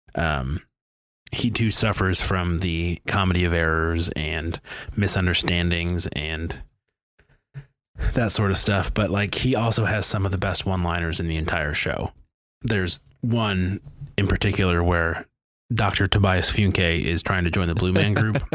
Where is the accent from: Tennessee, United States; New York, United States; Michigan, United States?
Michigan, United States; Detroit; growing up in the Detroit area